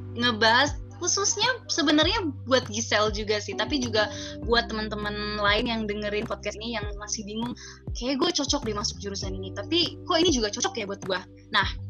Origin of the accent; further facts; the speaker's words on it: Jakarta, Indonesia; moved away as an adult; now in Depok, Indonesia; Gue asalnya dari Jakarta dan gue sekarang lagi menetap di Depok untuk kuliah